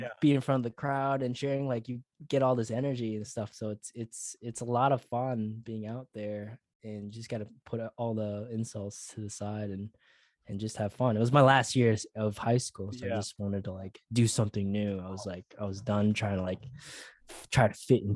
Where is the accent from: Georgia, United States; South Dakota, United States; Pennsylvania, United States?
South Dakota, United States; Sioux Falls; now in Queensland, Australia; I was born in Sioux Falls, South Dakota, born and bred